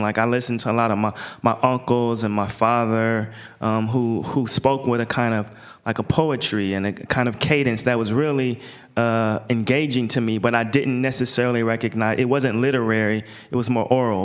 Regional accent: Portland, Oregon, United States; I'm from Portland.

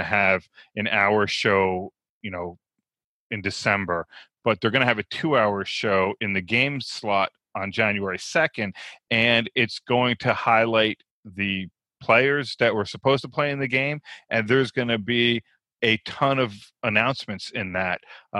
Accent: New Jersey, United States; That's why when I was in California, dude, I was go, and people were like, "Yo, relax." No, I'm from New Jersey.

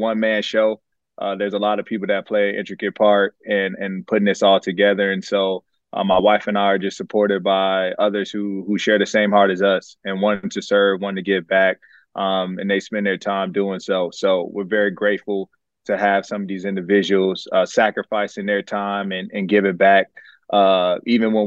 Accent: Prince George's County, Maryland, United States; also born or lived in Philadelphia; now in Indianapolis, United States; my hometown in Prince George's County, Maryland

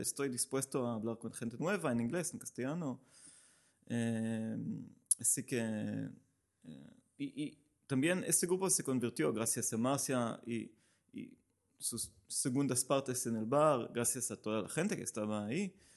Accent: Israel; Spanish is a second language; moved away as an adult; now in Barcelona, Spain; soy israelí, llevo aquí cinco años

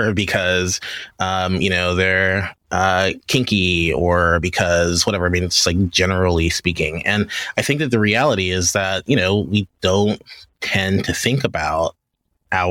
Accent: Louisiana, United States; I grew up in Louisiana

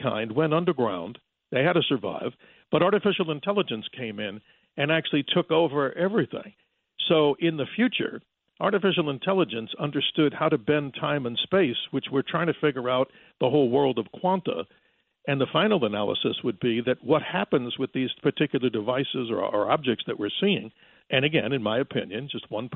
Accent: New York, United States; now in Arizona, United States; as a fellow New Yorker in the past

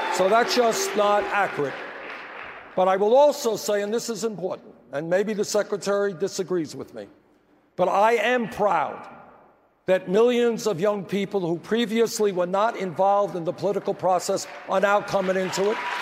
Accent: New York City, New York, United States; I grew up in Brooklyn, New York

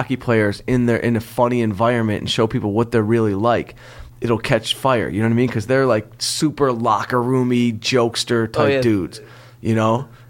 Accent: Detroit, Michigan, United States; moved away; also born or lived in Southfield, Michigan; I'm from Detroit

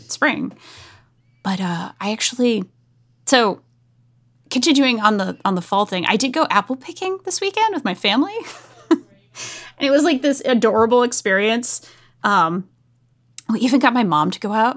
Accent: New England, United States; I grew up in New England

